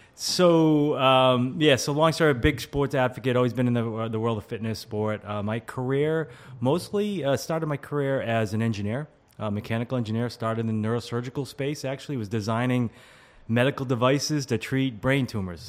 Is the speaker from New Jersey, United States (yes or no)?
no; Walpole, Massachusetts, United States; I am originally from the Boston area. Uh, grew up in Walpole, Massachusetts, small suburb outside of uh, Boston, like 20 minutes south